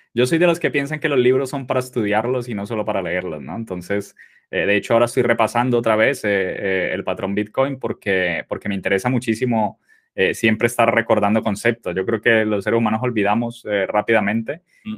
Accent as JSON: {"language": "Spanish", "country": "Colombia", "tie": "born or raised there", "moved": "as an adult", "lives_now": "Spain", "said": "soy colombiano, nací en Colombia. Eh, bueno, soy, tengo 37 años ahora y eh, me vine a España con 19 años"}